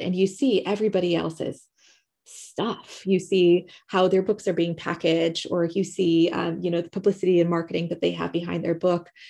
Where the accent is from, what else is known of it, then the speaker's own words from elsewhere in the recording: United States; moved away as an adult; now in United Kingdom; living in the U K, I'm American